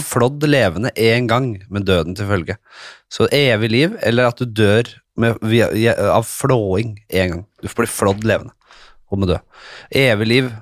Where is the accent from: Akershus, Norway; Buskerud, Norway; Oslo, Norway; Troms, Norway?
Oslo, Norway; jeg kommer jo fra Nordstrand, ikke sant? så jeg skal være helt ærlig med at jeg vokste opp med ganske så blenda hvitt miljø rundt meg